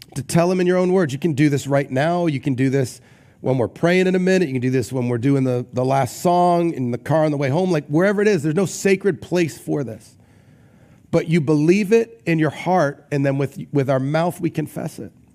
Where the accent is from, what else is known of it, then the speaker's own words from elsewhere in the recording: Newport, Rhode Island, United States; when I was growing up, um, we grew up in Newport, Rhode Island, and so near the beach